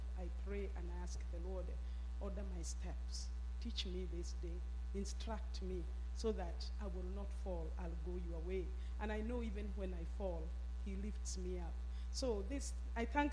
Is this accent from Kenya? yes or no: yes; Kenya; moved away as an adult; I grew up in Kenya, up country